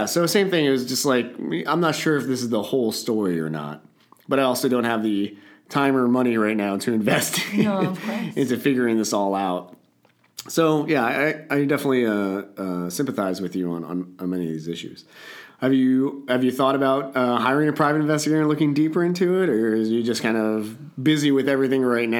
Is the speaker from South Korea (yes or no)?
yes; Masan, South Gyeongsang, South Korea; born there; And I was born in Masan, which is like way down south in South Korea.